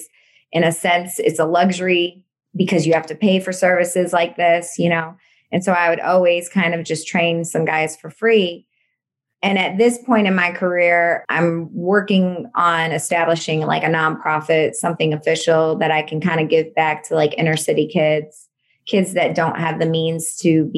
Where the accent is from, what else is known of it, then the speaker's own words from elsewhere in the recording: St. Louis, Missouri, United States; I grew up in St. Louis